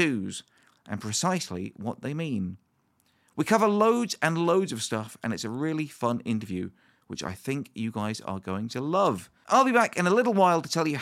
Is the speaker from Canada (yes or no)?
no; Bournemouth, South West England, United Kingdom; moved away; Bournemouth, my hometown